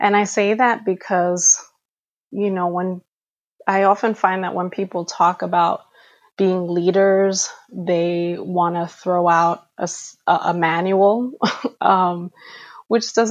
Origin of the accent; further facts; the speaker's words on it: New York City, New York, United States; I am Afro-Dominicana, born and raised in New York City